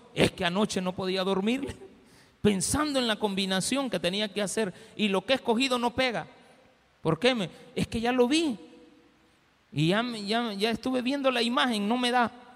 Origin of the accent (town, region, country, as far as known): El Salvador